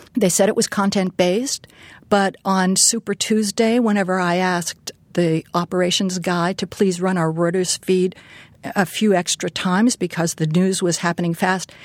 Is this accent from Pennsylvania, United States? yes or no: yes; Pittsburgh, Pennsylvania, United States; moved away; I grew up in Pittsburgh